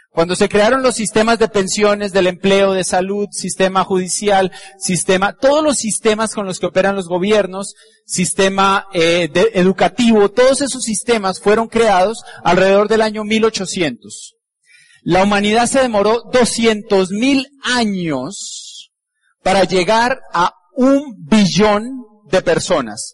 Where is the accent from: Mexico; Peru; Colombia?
Colombia; Como somos colombianos